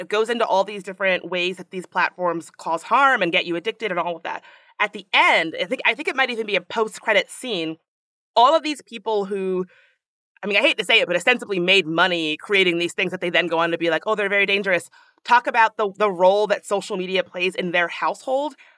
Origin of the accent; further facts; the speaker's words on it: Washington, District of Columbia, United States; D C, hey, hey, my hometown